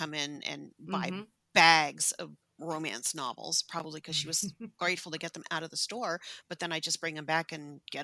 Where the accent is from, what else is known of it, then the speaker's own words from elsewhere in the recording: San Francisco, California, United States; I grew up in San Francisco. I grew up in the Sunset District